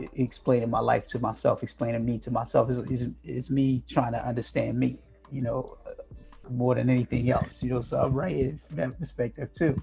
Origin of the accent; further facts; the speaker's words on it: New Jersey, United States; My parents from Greenville, North Carolina, right? They moved to New Jersey. I was born in New Jersey